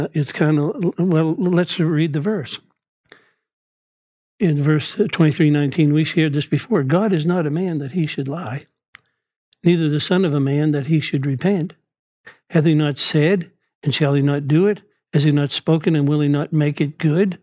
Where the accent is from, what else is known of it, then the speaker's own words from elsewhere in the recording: Dartmouth, Nova Scotia, Canada; born and raised in Dartmouth, Nova Scotia